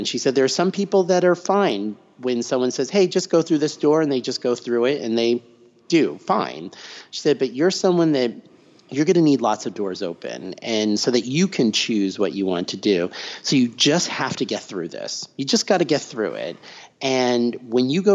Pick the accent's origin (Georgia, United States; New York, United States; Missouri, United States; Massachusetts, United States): Massachusetts, United States; near Tufts University; I grew up right near Tufts University